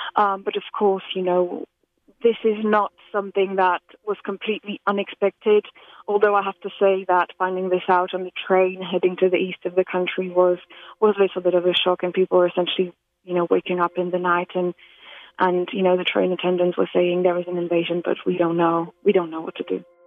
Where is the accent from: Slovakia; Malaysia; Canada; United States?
Slovakia; moved away; I'm originally from Slovakia